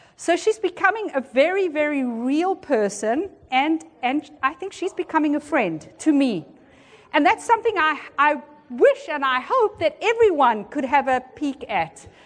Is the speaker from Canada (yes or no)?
no; South Africa; moved away as an adult; also born or lived in Peru / Argentina / Philippines; now in Washington, D.C., United States; I'm South African by birth, and that's where I grew up and went to school